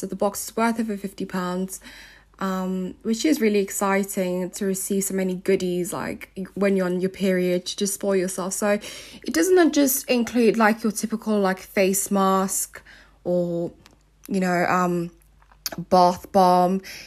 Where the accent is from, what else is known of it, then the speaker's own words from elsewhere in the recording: Nigeria; also born or lived in South Africa; now in United Kingdom; I grew up in Nigeria and South Africa